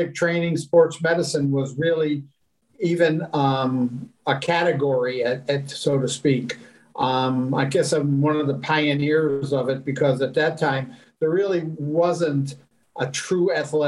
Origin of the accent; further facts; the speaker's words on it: Rochester, New York, United States; also born or lived in Amsterdam, Netherlands; I was born in Amsterdam, Holland, the Netherlands, and came over to the United States when I was about 5 years old and grew up in Rochester, New York